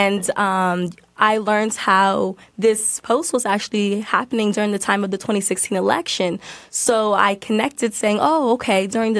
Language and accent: English; Washington, District of Columbia, United States; moved away as an adult; now in Atlanta, United States; I grew up in Washington, D.C. As we all know, it's the nation's capital. So I've always been surrounded by politics.